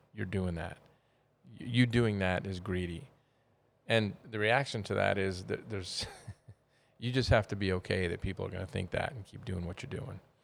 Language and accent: English; United States; being American